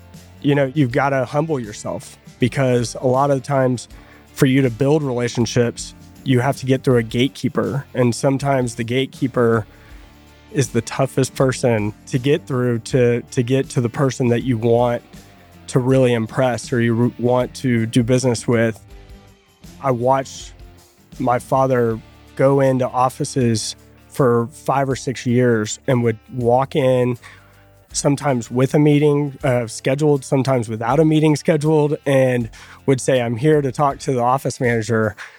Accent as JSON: {"language": "English", "town": "Fort Worth", "region": "Texas", "country": "United States", "tie": "born or raised there", "said": "Yeah. So born and raised here in Fort Worth, Texas."}